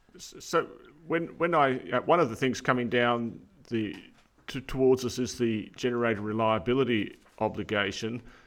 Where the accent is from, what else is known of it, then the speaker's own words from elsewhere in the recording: New South Wales, Australia; New South Wales, my home state